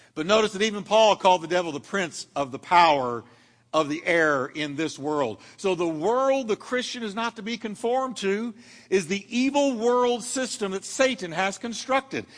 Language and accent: English; United States; I'm an American citizen